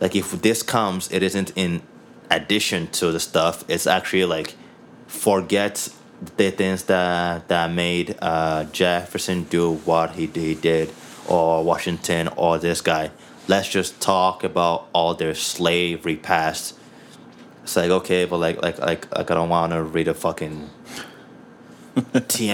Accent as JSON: {"language": "English", "country": "Nigeria", "moved": "yes", "lives_now": "Canada", "said": "I'm Nigerian. I'm a Nigerian Canadian. I'm a Nigerian that moved to Canada."}